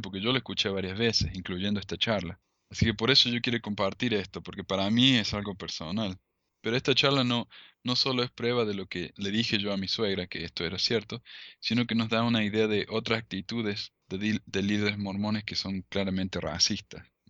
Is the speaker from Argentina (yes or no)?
yes; Argentina; now in United States; yo soy de, Argentina, ¿no? De descendencia árabe